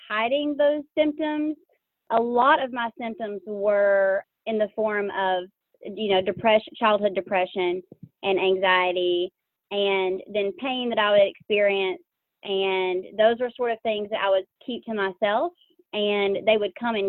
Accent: Jackson, Tennessee, United States; I'm from West Tennessee, around the Jackson area

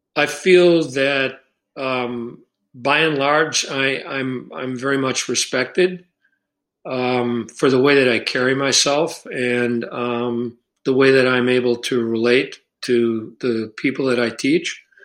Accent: Chicago, Illinois, United States; moved away; I grew up in Chicago

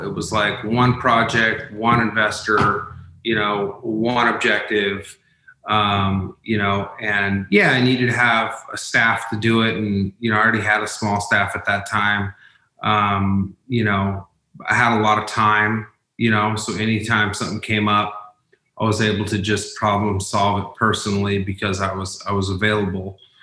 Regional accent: Umatilla Indian Reservation, Oregon, United States; I'm from the Umatilla Indian Reservation

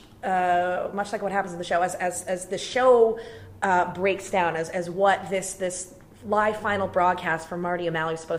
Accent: Brantford, Ontario, Canada; I grew up in Brantford, Ontario.

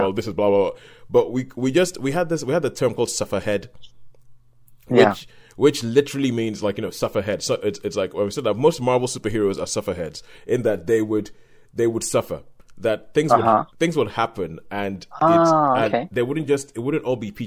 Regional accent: Nigeria; as a kid, we growing up in Nigeria, we didn't get that many comic books

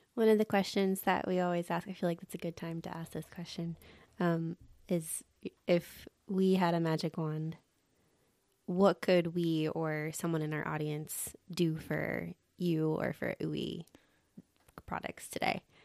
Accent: Atlanta, Georgia, United States; moved away; I grew up in Atlanta

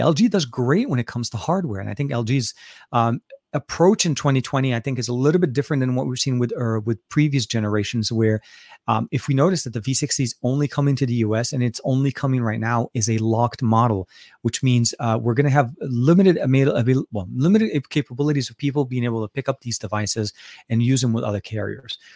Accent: Beirut, Beirut Governorate, Lebanon; now in United States; I'm, was born in Lebanon, born and raised in Beirut, Lebanon

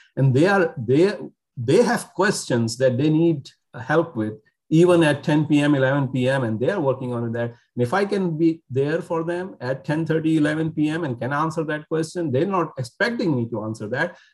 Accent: Karachi, Sindh, Pakistan; also born or lived in North Carolina; now in Nebraska, United States; I'm originally from Pakistan. I was born there um, in, in a city called Karachi in Pakistan.

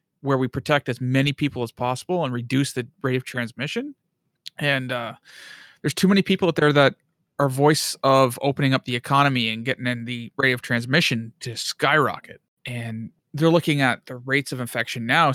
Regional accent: Bobcaygeon, Ontario, Canada; moved away; also born or lived in Thunder Bay; a care home in Bob Cage in my hometown

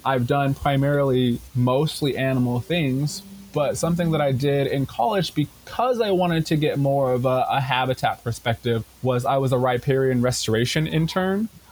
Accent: Tacoma, Washington, United States; I grew up in Tacoma and I have been going to this zoo for my entire life

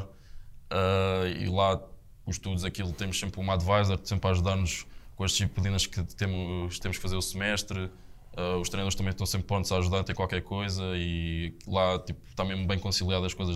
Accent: Estoril, Lisbon, Portugal; moved away as an adult; sou ali do Estoril, da, da parede

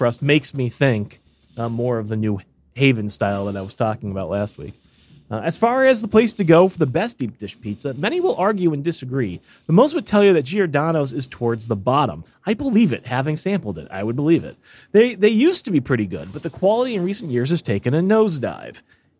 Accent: Chicago, Illinois, United States; Just wanted to give a little perspective on deep dish pizza since I'm from Chicago.

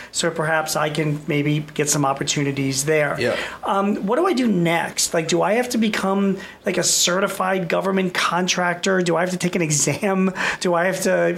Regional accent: Philadelphia, Pennsylvania, United States; I'm from Philadelphia

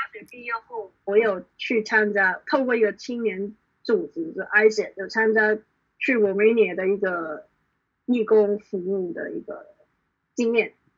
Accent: Hong Kong; 基本上我从小到大都是在香港生活

